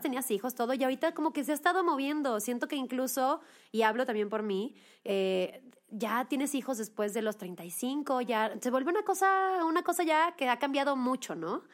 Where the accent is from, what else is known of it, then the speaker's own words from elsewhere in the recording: Monterrey, Nuevo León, Mexico; moved away as an adult; now in Mexico City, Mexico; yo soy de Monterrey, me vine a vivir a la Ciudad de México mm, de a los 19 años